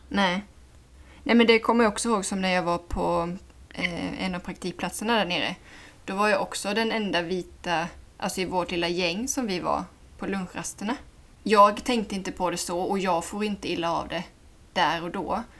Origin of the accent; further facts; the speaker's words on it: Sweden; jag kommer dit som svensk